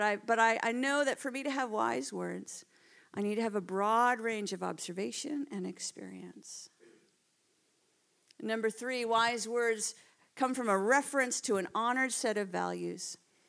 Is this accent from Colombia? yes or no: no; Canada; moved away as an adult; now in United Kingdom; you could probably tell from my accent. Well, you're actually all the ones with the accents, by the way. I'm not from around here. I moved from Canada just about 5 years ago.